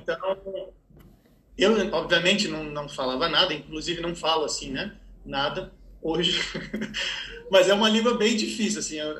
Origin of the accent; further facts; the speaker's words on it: Brazil; also born or lived in Ohio, United States; quando eu voltei para o Brasil